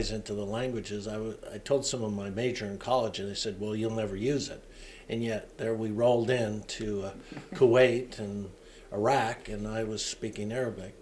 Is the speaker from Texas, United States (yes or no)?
no; Seattle, Washington, United States; I'm from Seattle